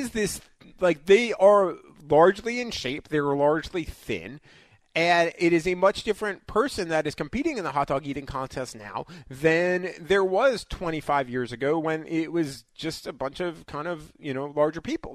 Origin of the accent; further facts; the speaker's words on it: New York, United States; I grew up in New York